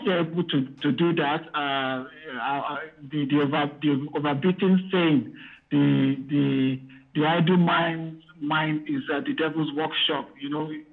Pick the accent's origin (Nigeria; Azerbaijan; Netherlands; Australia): Nigeria; now in United Kingdom